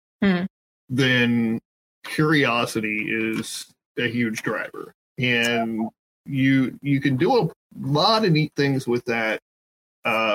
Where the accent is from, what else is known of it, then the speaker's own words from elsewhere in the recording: Southern Ohio, United States; I grew up in Southern Ohio.